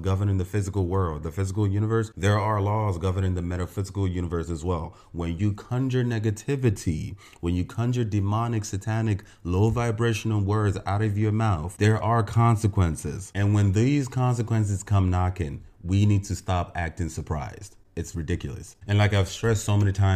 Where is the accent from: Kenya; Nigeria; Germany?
Nigeria; As a Nigerian